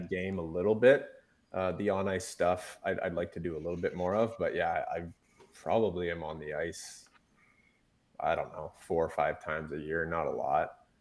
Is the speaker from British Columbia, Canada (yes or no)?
yes; Revelstoke, British Columbia, Canada; in my hometown in Revelstoke